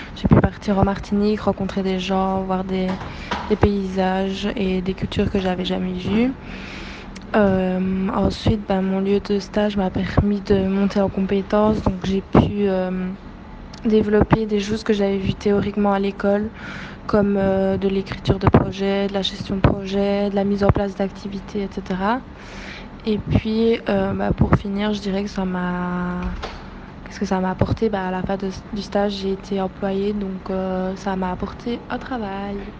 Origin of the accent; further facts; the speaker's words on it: Belgium; je viens de Belgique